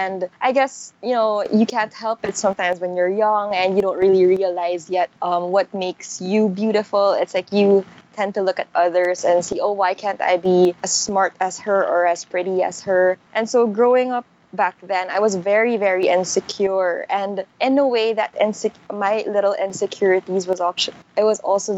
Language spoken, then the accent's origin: English; Manila, Metro Manila, Philippines; I grew up in Manila